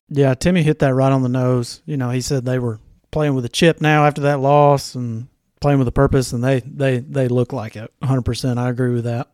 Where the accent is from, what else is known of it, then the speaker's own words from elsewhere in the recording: North Alabama, United States; my hometown team, North Alabama